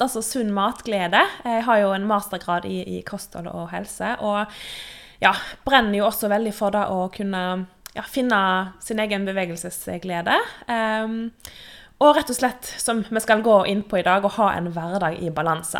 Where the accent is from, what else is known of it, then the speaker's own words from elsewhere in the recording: Western Norway, Norway; moved away as an adult; now in Oslo, Norway; Jeg er jo en vestlending, vestlending som bor på Østlandet